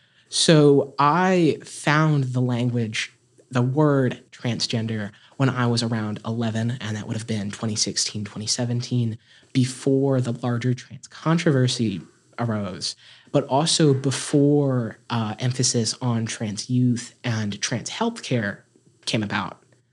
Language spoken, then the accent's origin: English; Appalachia, United States; I am not only a transgender activist, I am an Appalachian activist, and I'm an activist for Southern people.